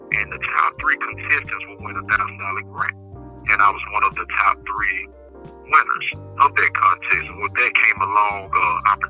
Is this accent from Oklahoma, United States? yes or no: no; Chattanooga, Tennessee, United States; moved away as an adult; now in Edgefield, United States; my hometown of Chattanooga, Tennessee